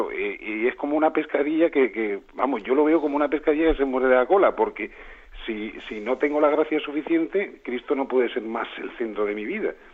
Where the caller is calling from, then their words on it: Málaga, Andalusia, Spain; de Málaga.